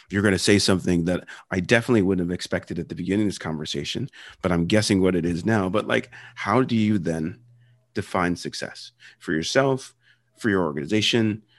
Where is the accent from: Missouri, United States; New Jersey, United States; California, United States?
New Jersey, United States; accent: Philadelphia; also born or lived in Philadelphia; I grew up in Philadelphia area and originally from Philly, grew up in South Jersey around a lot of Jews and a lot of Italians. And, and like, I know a, a lot of that story, you know, raised Catholic, um, we had the you know you had the philadelphia accent